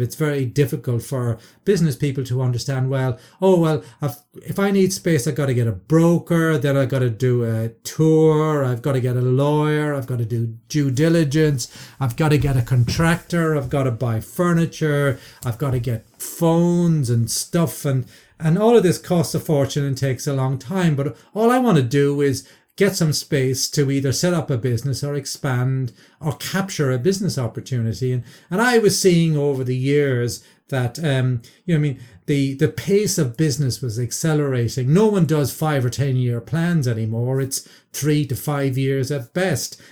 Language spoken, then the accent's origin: English; Ireland; I, as an Irishman